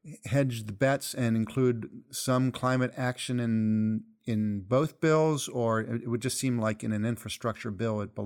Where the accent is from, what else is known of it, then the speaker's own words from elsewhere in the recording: Ohio, United States; my home state of Ohio